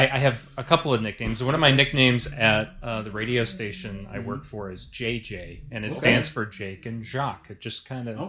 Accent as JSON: {"language": "English", "town": "Manteno", "region": "Illinois", "country": "United States", "tie": "born or raised there", "said": "I am born and raised in Manteno"}